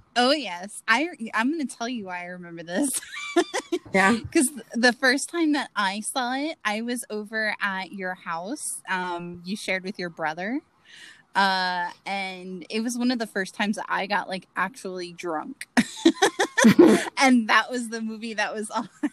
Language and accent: English; Florida, United States; you and I grew up in Florida